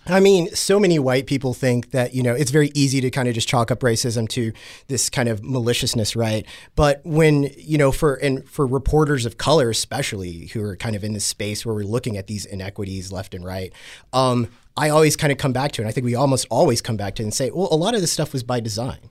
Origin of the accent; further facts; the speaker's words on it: Texas, United States; I come from Texas, right, where guns are just super normalized there